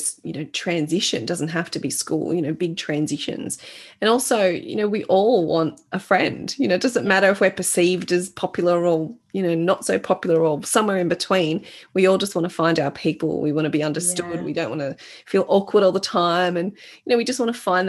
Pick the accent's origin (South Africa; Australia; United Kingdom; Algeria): Australia; I was born in Australia